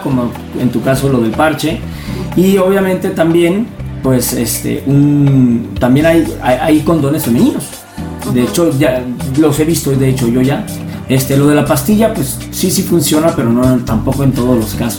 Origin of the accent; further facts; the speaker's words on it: Zihuatanejo, Guerrero, Mexico; moved away; vivimos en un pueblito así, eh, chiquito, yo soy de Ixtapa, de Cihuatanejo